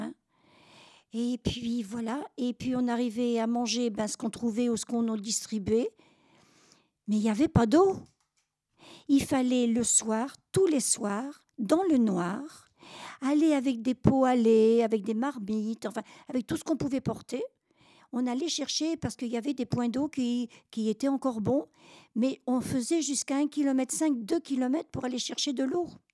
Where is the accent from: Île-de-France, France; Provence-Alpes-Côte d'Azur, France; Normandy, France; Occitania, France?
Normandy, France; je suis normande